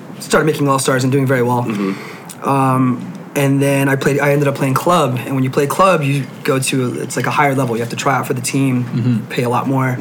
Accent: Whittier, California, United States; I'm from Whittier.

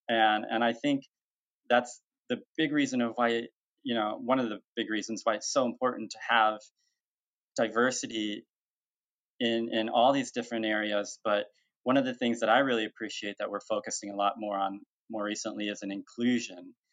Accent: Mexico; now in United States; I came here from Mexico and I grew up um, with my adoptive family

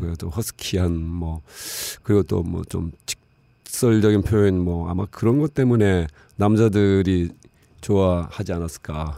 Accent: Busan, South Korea; moved away as an adult; also born or lived in Seoul; 부산에서 자라고 고등학교까지 나왔는데

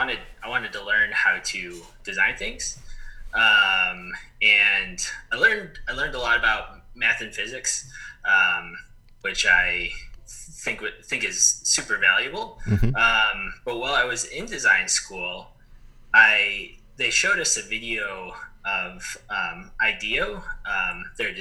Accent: Chicago, Illinois, United States; moved away as an adult; also born or lived in Texas; now in Arizona, United States; I grew up in Chicago

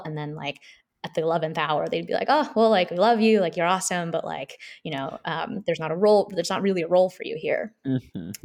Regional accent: Seoul, South Korea; now in United States; so I'm a South Korean immigrant. I grew up in Seoul my whole family's from Seoul

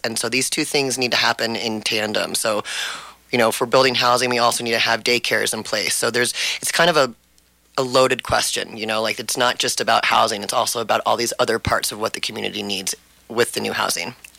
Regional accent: Telluride, Colorado, United States; the only candidate who was born and raised in Telluride

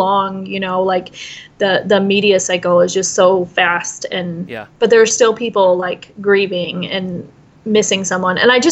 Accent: Whitesville, United States; I grew up in Whitesville.

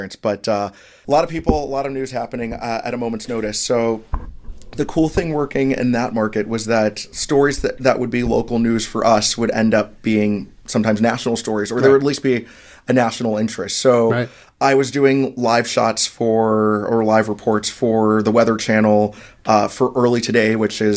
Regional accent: Orlando, Florida, United States; moved away as an adult; also born or lived in South Bend / Charleston; in my hometown in Orlando

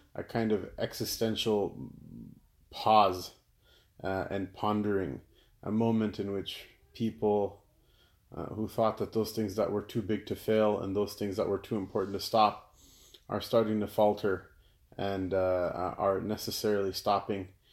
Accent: United States; I'm an American." "Of course I'm an American

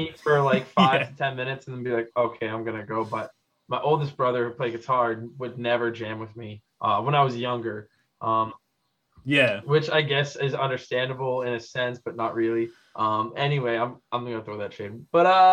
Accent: Massachusetts, United States; now in Philadelphia, United States; I'm from Massachusetts. So like a Lowell, Boston sort of bit

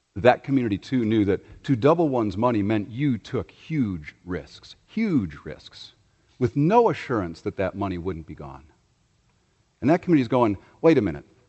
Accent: Chicago, Illinois, United States; my hometown of Chicago

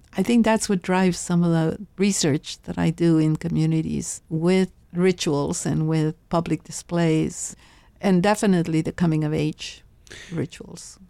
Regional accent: Laredo, Texas, United States; My mother would go shopping downtown in Laredo

